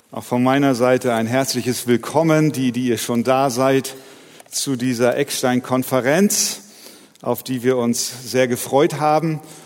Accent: Hamburg, Germany; ich bin Hamburger.

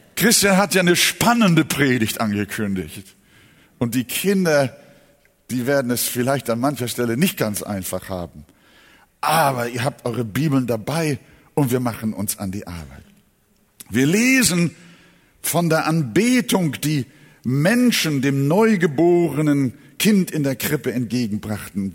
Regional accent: Germany; hier bei uns in Deutschland

